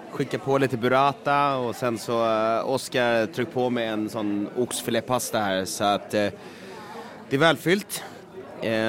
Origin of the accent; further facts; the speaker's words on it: Sweden; Absolut, man känner ju både historia och kultur och egentligen ett måste som svensk att liksom, i alla fall gett det här en jäkla chans.